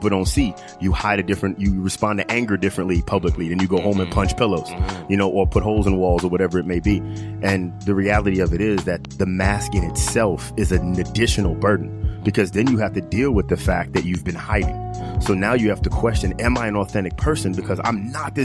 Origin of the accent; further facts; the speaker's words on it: Long Island, New York, United States; I grew up, you know, in the suburbs with both my parents